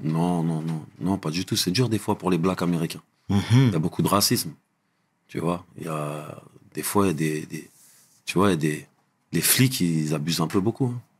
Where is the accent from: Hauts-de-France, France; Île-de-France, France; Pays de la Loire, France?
Île-de-France, France; Trappes; moved away as an adult; also born or lived in Guyancourt / Saint-Maur-des-Fossés; now in United States; je suis un Doukali, j'ai grandi à Trappes